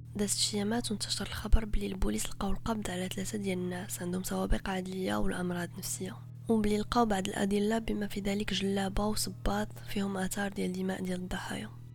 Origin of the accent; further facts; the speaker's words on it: Morocco; عندنا في المغرب